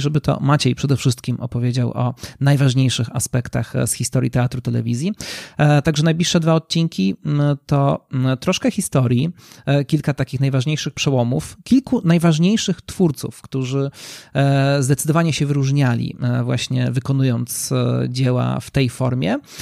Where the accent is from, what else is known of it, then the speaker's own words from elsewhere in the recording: Nowy Sącz, Lesser Poland, Poland; also born or lived in Warsaw; z mojego rodzinnego miasta, czyli z Nowego Sącza